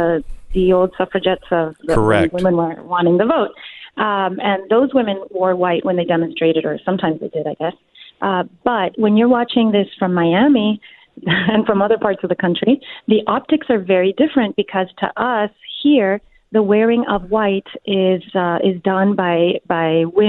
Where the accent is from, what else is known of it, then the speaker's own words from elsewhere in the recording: Mexico; I'm from Cuban parents. My parents are Cuban, and I grew up in Mexico.